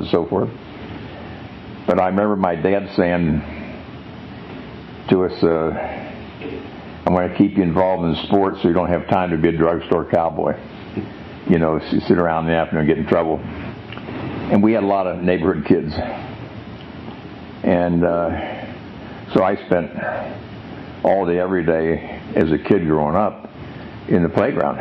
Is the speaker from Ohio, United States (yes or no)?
yes; Cincinnati, Ohio, United States; I was born in Christ Hospital in 1930, and depression going on. Lived in Bond Hill